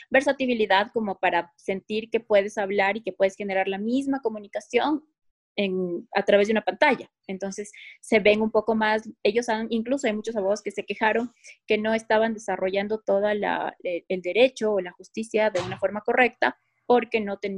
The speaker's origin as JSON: {"language": "Spanish", "town": "Quito", "region": "Pichincha", "country": "Ecuador", "said": "soy quiteña."}